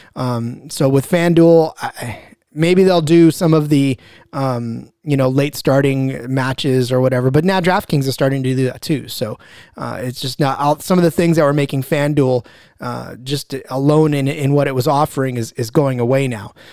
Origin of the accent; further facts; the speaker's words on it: Central Valley, California, United States; I am from California. I'm from the Central Valley